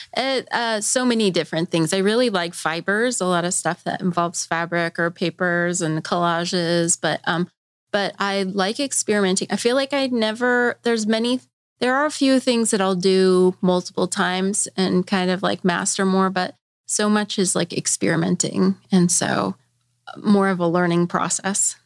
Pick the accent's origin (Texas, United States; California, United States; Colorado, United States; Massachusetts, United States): Colorado, United States; now in Bentonville, United States; I'm from Colorado